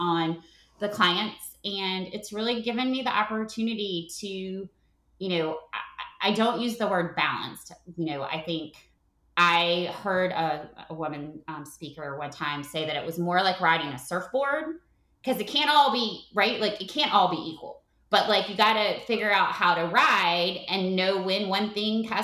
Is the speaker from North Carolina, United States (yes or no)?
yes; North Carolina, United States; moved away as an adult; now in Atlanta, United States; my husband's from Baltimore and I grew up in North Carolina